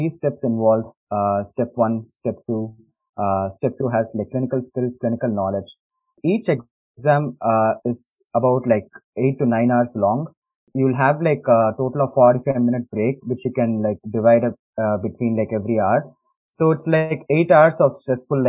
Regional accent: India; moved away as an adult; also born or lived in Chennai; now in United States; growing up in India

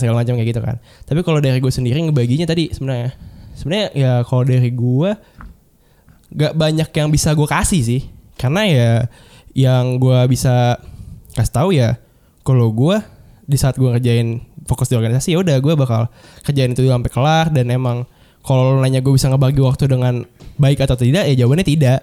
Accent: Jakarta, Indonesia; also born or lived in Bogor; gue orang Jakarta

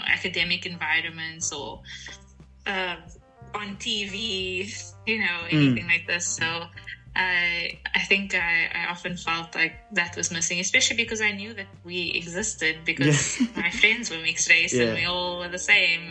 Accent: Cape Town, Western Cape, South Africa; moved away as an adult; also born or lived in Johannesburg / South Korea; now in Germany; And so I was born in Joburg, but moved when I was six because my mom's from Cape Town, and then was raised in Cape Town. Hence the accent.

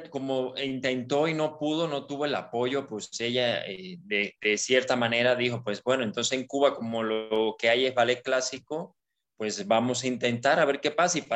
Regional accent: Ukraine; Bueno, resulta que soy ucraniano, este

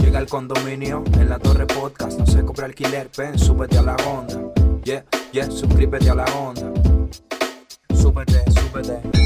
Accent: Caracas, Capital District, Venezuela; now in Argentina; yo nací en Caracas, en un cerro, que es como una montaña forrada de casas

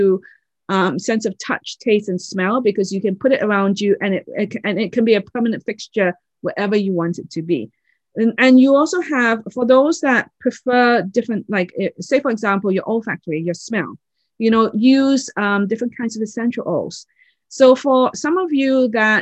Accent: Oxford, South East England, United Kingdom; I was born in England, in Oxford

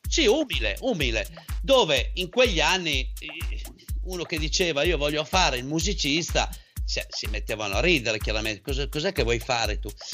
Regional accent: a village in the province of Parma, Emilia-Romagna, Italy; io vengo da un paesino eh, che è molto famoso

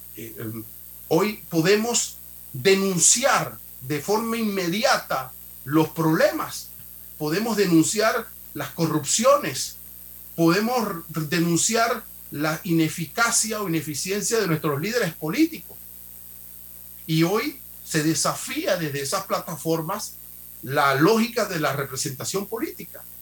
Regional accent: Panama

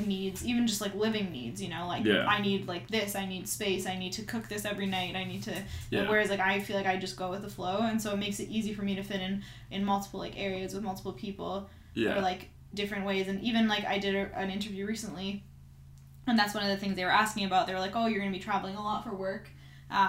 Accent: Canada; moved away; I'm Canadian.

